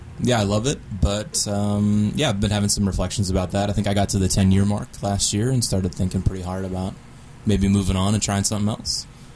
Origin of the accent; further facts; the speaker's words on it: Delaware, United States; moved away; my home state of Delaware